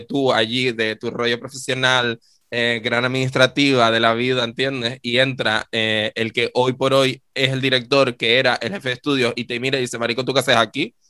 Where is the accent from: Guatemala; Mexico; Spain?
Spain; Canary Islands; yo estudié eh, mm, en mi pueblo de toda la vida, mi querido Deje